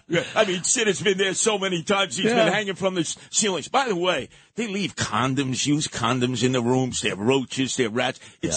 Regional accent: New York City, New York, United States; But I grew up in Canarsie.

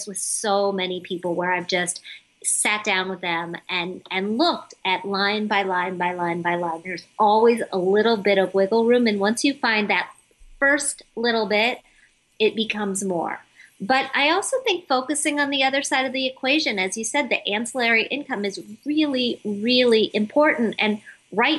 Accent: Midwest, United States; growing up in the Midwest where nobody talks about this stuff

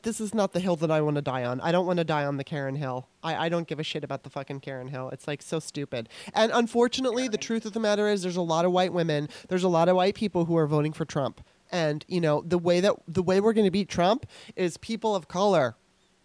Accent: California, United States; now in Baltimore, United States; I was eight when I moved. And when I was in school, I mean, I remember there was more white people than black people. Of course, there might have been some Mexican kids and Asian kids here and there, but that's my memory. When I went to California

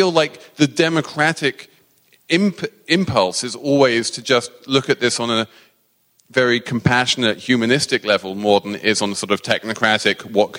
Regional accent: New York, United States; As a New Yorker, I am completely down with this.

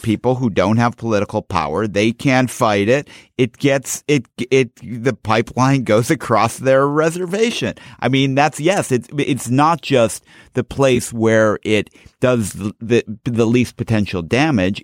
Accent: Chicago, Illinois, United States; I grew up in Chicago

